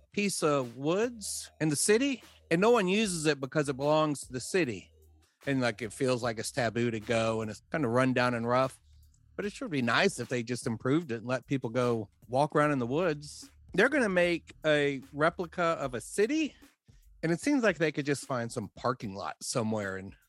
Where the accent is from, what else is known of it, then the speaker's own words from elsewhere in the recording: Atlanta, Georgia, United States; I'm from Atlanta, yeah, and it's funny you mentioned Carl.